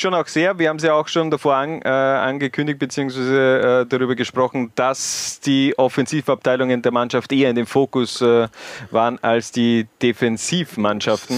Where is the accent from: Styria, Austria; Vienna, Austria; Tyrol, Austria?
Styria, Austria; als Steirer